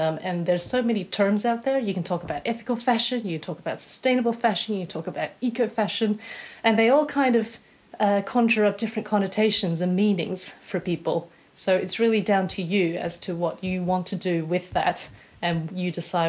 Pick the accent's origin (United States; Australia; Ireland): Australia; accent: Australian; moved away as an adult; now in United Kingdom; most people here tend to think I'm British, unless they're either married to an Australian or have a lot of Australian friends, and then they can hear like the twang that's still there.